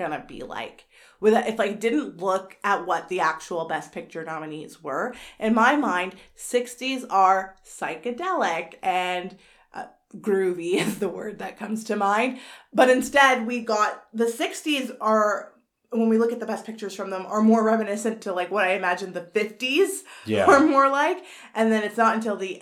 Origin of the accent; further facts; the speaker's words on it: Canada; we're Canadian